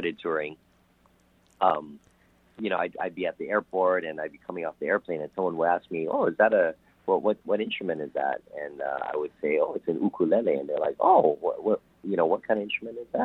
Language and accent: English; Hawaii, United States; I was born and raised in Hawaii, so, the way that I was taught to say it is ukulele